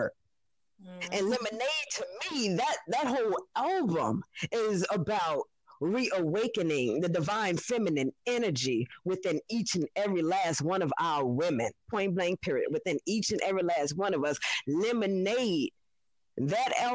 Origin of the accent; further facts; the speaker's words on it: New Orleans, Louisiana, United States; I'm from New Orleans, Louisiana